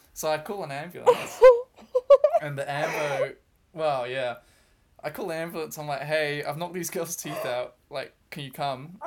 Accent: New Zealand; moved away as an adult; now in Brighton, United Kingdom; I'm from New Zealand

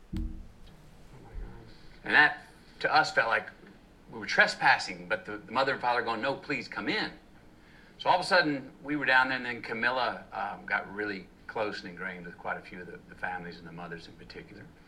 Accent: Uvalde, Texas, United States; the Robb Elementary School tragedy in my hometown, of Uvalde, Texas.

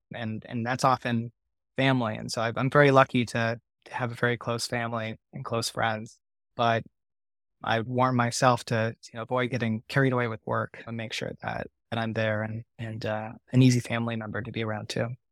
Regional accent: Orange County, California, United States; I grew up in Orange County

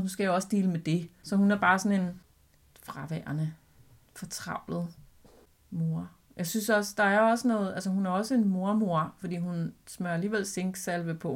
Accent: Albertslund, Capital Region of Denmark, Denmark; en ægte legeplads ude i Alberslund, hvor jeg voksede op

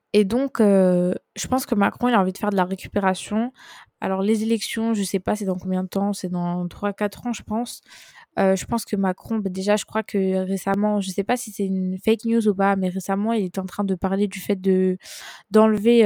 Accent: France; j'ai grandi en France, je suis française

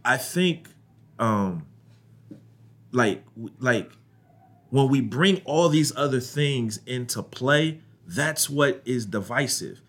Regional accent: Ohio, United States; I grew up in Ohio

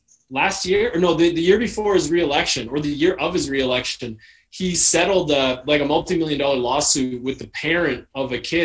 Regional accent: Canada; I'm Canadian Trump to the people in Toronto.

